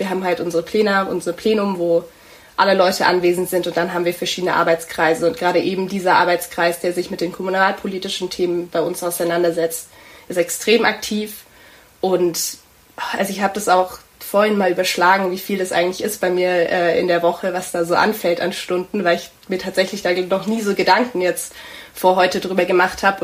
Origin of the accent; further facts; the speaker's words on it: Tübingen, Baden-Württemberg, Germany; ich bin auch in Tübingen aufgewachsen, hier zur Schule gegangen